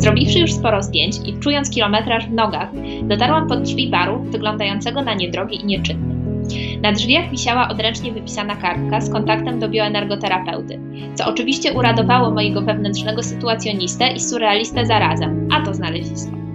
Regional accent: border area of Katowice and Mikołów, Silesian Voivodeship, Poland; ja zresztą też pochodzę mm, z takiego pogranicznego rejonu Katowic i Mikołowa. Przez, przez pewien czas mieszkałam po stronie katowickiej, a potem po stronie mikołowskiej

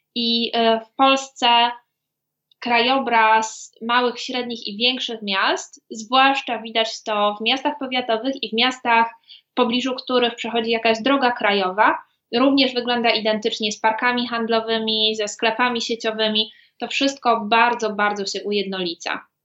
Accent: border area of Katowice and Mikołów, Silesian Voivodeship, Poland; ja zresztą też pochodzę mm, z takiego pogranicznego rejonu Katowic i Mikołowa. Przez, przez pewien czas mieszkałam po stronie katowickiej, a potem po stronie mikołowskiej

